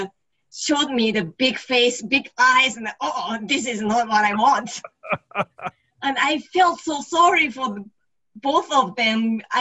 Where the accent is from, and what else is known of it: Yokohama, Kanagawa, Japan; moved away as an adult